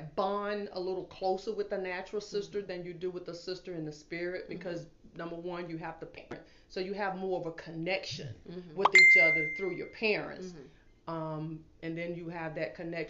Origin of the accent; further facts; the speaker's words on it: Georgia, United States; I grew up in Georgia